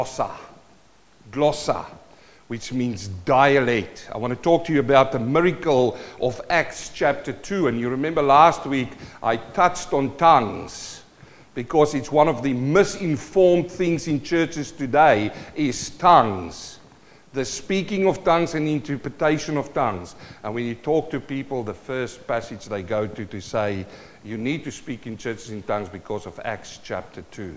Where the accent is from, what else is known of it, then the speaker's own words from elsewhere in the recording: South Africa; moved away; also born or lived in New Zealand; I'm a South African-born Kiwi.